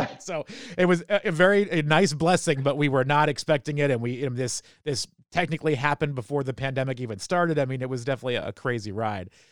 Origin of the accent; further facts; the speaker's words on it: New Hampshire, United States; moved away as an adult; now in Baltimore, United States; I grew up in New Hampshire